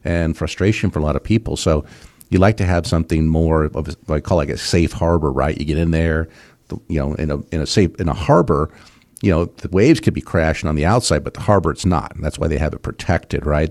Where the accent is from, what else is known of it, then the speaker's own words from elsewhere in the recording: West Coast, United States; moved away; I grew up on the West Coast